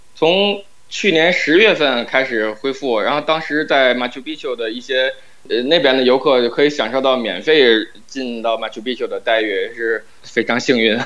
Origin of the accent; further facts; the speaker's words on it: Tianjin, China; 我老家天津市